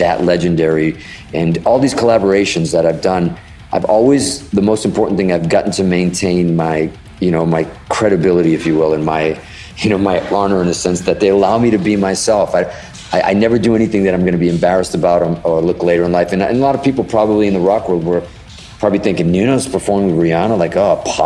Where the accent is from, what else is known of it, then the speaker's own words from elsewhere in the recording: Boston, Massachusetts, United States; also born or lived in Hudson, Massachusetts; we grew up in Boston in Fenway Park